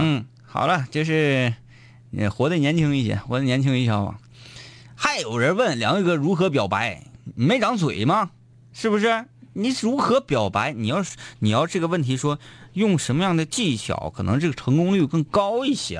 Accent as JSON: {"language": "Chinese", "area": "Baishan area", "region": "Jilin", "country": "China", "tie": "born or raised there", "said": "然后我的老家啊，在白山地区"}